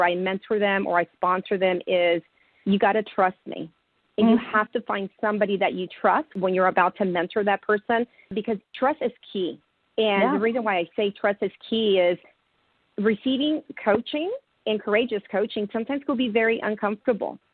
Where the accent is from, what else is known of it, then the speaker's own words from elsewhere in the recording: California, United States; now in Houston, United States; I'm from California, even though I'm based in Houston, but I'm from California